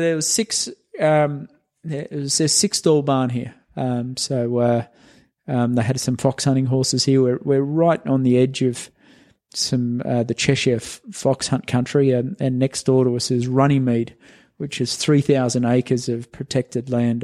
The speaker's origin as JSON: {"language": "English", "country": "Australia", "also_born_or_lived": "Unionville, Pennsylvania", "moved": "as an adult", "lives_now": "United States", "said": "I came over from Australia"}